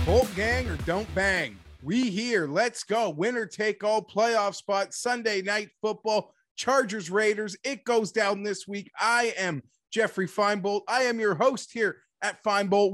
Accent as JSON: {"language": "English", "country": "Canada", "said": "I'm Canadian"}